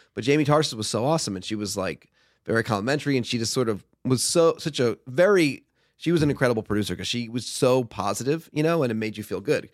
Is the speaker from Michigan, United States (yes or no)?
no; Stamford, Connecticut, United States; moved away as an adult; also born or lived in Boston; now in Los Angeles, United States; I grew up in Stamford, Connecticut, home of W W E.